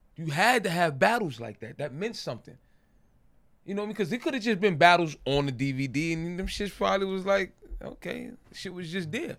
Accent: New York City, New York, United States; born or raised there

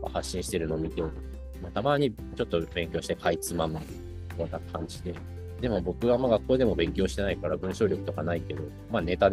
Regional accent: North Korea; 自分が北朝鮮で生まれ、あ違う、生まれてないな、育ったことだったりとか、

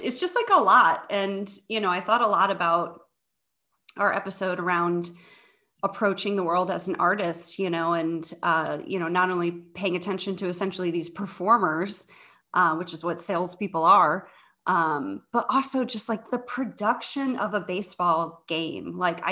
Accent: St. Louis, Missouri, United States; now in Chicago, United States; I grew up in the St. Louis area

